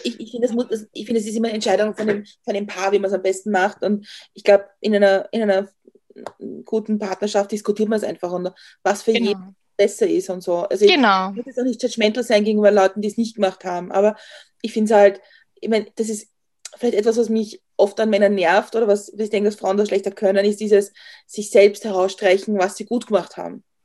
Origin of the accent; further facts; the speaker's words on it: northern outskirts of Vienna, Lower Austria, Austria; wir sind am nördlichen Stadtrand von Wien aufgewachsen, also Niederösterreich